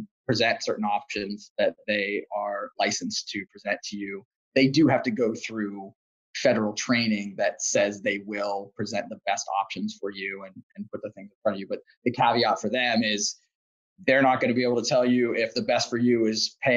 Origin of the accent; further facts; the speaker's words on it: Pittsburgh, Pennsylvania, United States; I'm from Pittsburgh